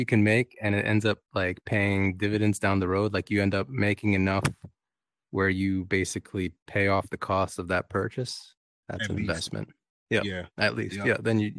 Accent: Canada

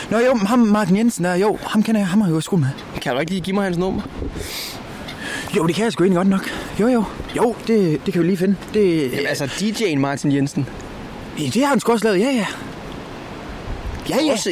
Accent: just north of the Limfjord, near Aalborg, North Denmark Region, Denmark; Jeg er lige nord for fjorden, jo.

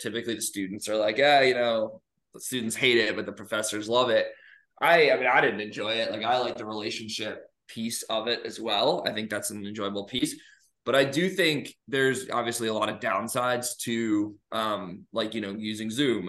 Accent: New York, United States; moved away as an adult; also born or lived in Georgia / Alabama; now in Illinois, United States; I am originally from New York

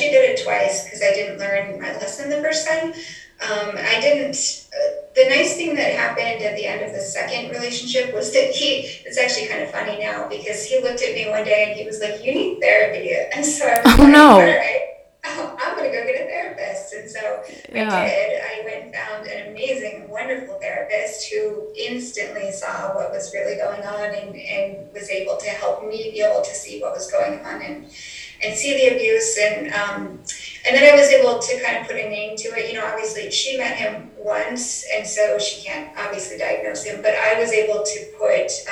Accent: Colorado, United States; moved away; I'm from Colorado

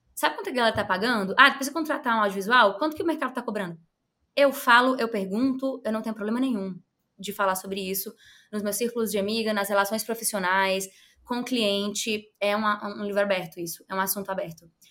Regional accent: Ceará, Brazil; lá no Ceará, que é o meu estado, sou cearense

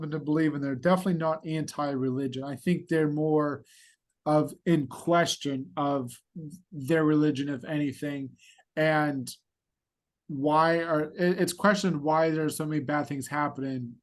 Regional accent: United States; I'm an American

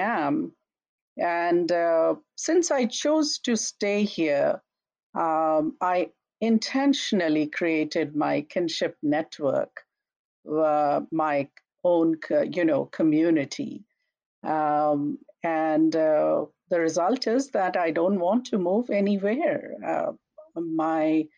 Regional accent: India; now in St. Cloud, United States; I grew up in India where winter was never this harsh.

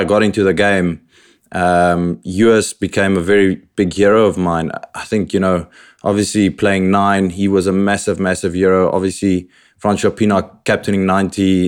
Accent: Robertson, Western Cape, South Africa; also born or lived in Paarl; now in United Kingdom; My childhood, I was born in Paul. Shortly after that, we moved to Robertson, where I basically grew up

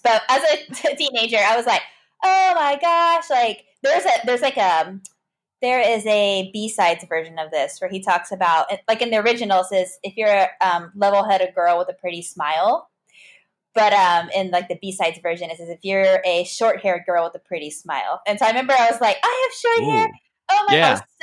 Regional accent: Bandera, Texas, United States; my hometown is called Bandera

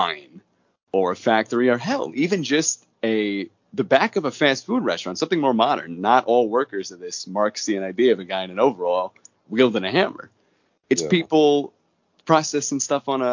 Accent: Long Island, New York, United States; I grew up on Long Island

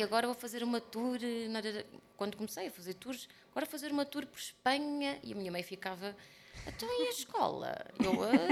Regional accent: Portugal

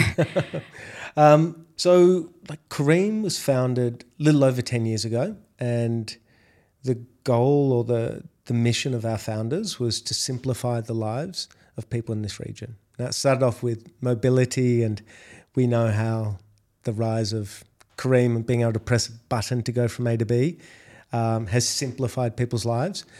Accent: Australia; accent: Australian; moved away as an adult; now in Dubai, United Arab Emirates; if you can't tell by my accent, I'm Australian

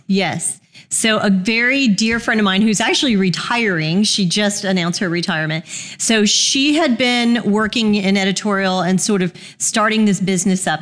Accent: Houston, Texas, United States; moved away as an adult; now in Birmingham, United States; Texan by birth. Um, I grew up in Houston, went to University of Houston

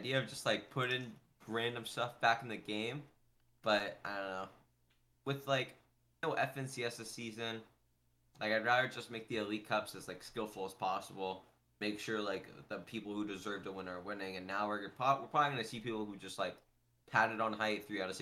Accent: Orange County, California, United States; I'm from Orange County

